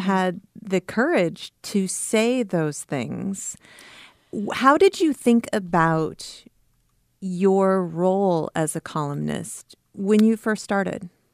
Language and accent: English; Cedar Falls, Iowa, United States; I grew up in Cedar Falls